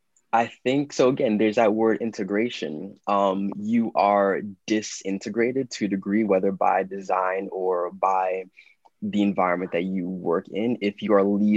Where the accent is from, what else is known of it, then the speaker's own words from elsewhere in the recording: London, United Kingdom; born there; I was born in London.